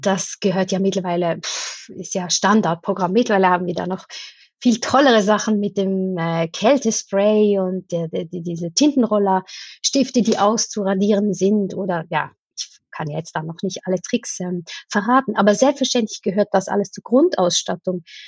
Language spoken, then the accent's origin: German; Switzerland; ich komme aus der Schweiz